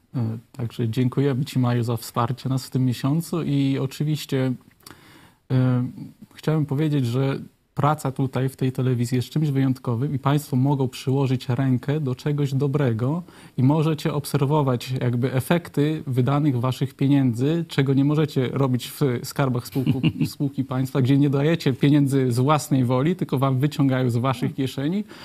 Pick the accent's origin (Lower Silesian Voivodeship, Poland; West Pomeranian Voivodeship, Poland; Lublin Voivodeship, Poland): Lublin Voivodeship, Poland; u nas na Lubelszczyźnie